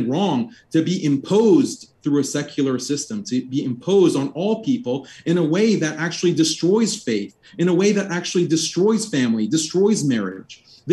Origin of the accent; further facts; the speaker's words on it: Texas, United States; I was born and raised in Texas